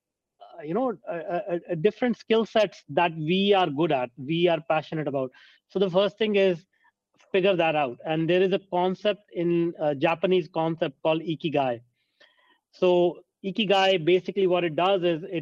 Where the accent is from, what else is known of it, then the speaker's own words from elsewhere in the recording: India; I grew up in India, and a small town